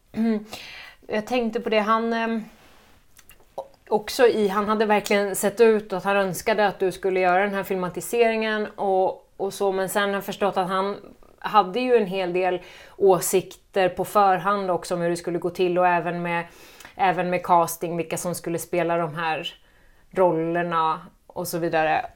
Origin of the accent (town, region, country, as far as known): Gotland, Sweden; also born or lived in Visby